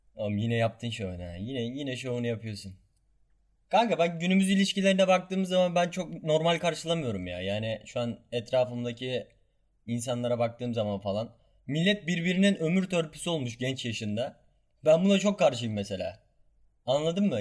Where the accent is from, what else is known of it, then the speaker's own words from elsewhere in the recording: Kahramanmaraş, Turkey; Ben Kahramanmaraşlıyım